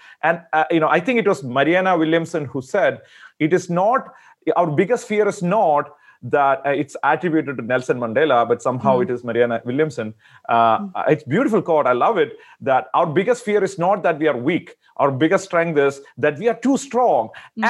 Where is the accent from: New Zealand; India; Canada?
India; I'm from India originally.